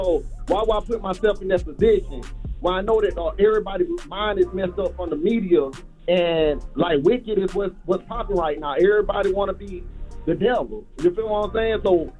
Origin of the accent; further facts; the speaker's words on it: South Carolina, United States; Charlamagne, I'm from South Carolina, too. That's their accent breaking through.